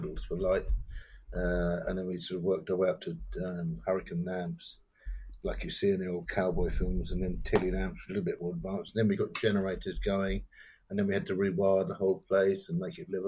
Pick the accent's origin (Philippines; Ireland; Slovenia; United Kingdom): United Kingdom; England; also born or lived in Sealand; I'm very proud of being British. I might even say English